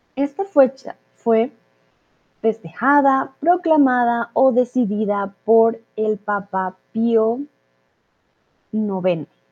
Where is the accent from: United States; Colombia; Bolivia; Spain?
Colombia; soy de Colombia